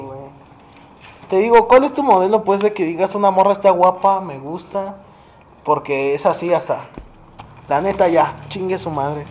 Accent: northern Mexico, Mexico; Yo sí soy norteño

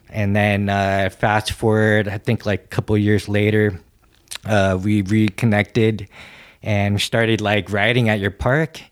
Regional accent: San Francisco, California, United States; growing up in San Francisco? you know, it was a pretty pretty huge skate scene.

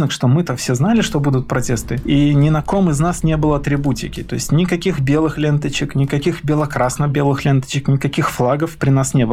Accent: Minsk, Belarus; не поверили, что я из Минска, что я местный.

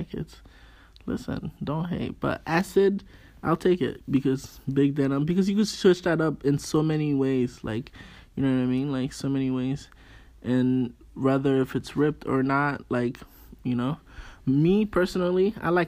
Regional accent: Haiti; accent: Haitian; I'm Haitian. My accent come out sometimes

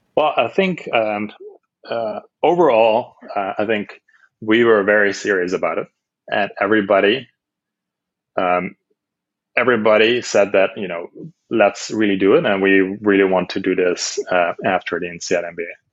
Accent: Netherlands; moved away as an adult; also born or lived in Amsterdam / China; I'm from Holland, born and raised in Holland

